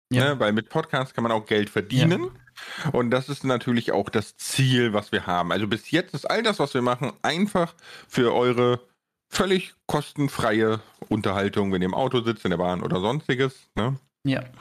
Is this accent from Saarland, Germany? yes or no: no; Bonn, North Rhine-Westphalia, Germany; ich komme ja aus Bonn, ne, 300.000 Einwohner, wer, wer da wohnt, der kennt auch den Friedensplatz und so.